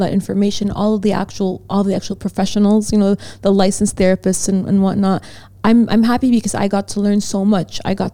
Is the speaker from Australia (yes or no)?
no; France; I grew up in France